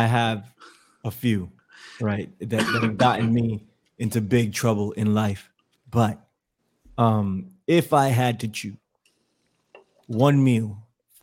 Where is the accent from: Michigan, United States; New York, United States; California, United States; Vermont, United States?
New York, United States; I'm from New York. I'm a diehard New Yorker